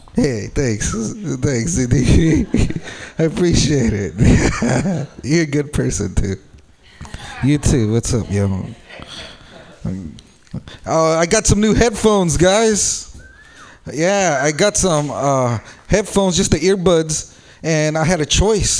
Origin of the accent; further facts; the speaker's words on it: San Jose, California, United States; I am from San Jose. I'm from the South Bay